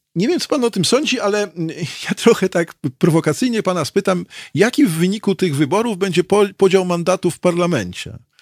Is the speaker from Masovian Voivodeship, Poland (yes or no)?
yes; Warsaw, Masovian Voivodeship, Poland; też się urodziłem na Karowej, w tymże szpitalu